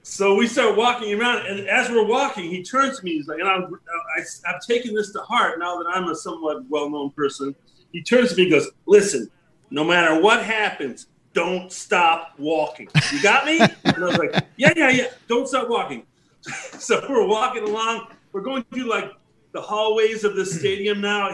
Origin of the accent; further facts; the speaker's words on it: Chicago, Illinois, United States; growing up in Chicago